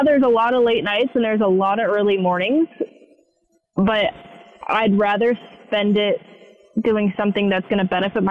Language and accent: English; West Coast, United States; moved away as an adult; I'm from the West Coast.